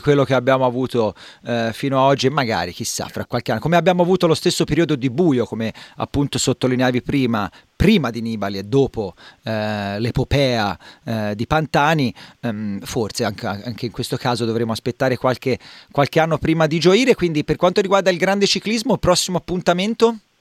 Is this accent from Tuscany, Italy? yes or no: yes; Livorno, Tuscany, Italy; io sono di Livorno